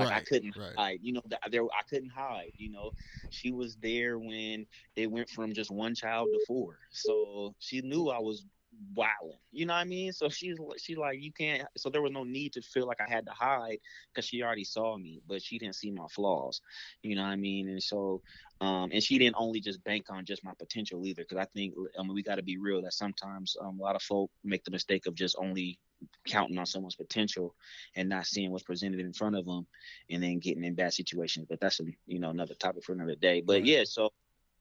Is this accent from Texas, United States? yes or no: no; Seattle, Washington, United States; I'm born and raised in Seattle, so I love Seattle